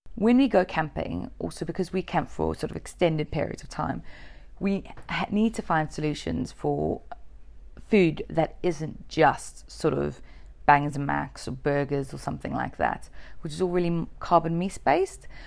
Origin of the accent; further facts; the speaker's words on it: Durban, KwaZulu-Natal, South Africa; moved away; I'm actually South African. And where I grew up was actually very warm. It was something like three hundred and twenty, forty days of sunshine a year. Um, the coldest it got in Durban, South Africa